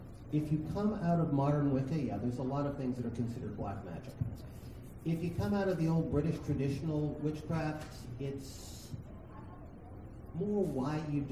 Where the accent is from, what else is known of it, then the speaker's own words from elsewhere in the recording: New England, United States; I'm from New England. We've got nasty spirits every 10 or 15 miles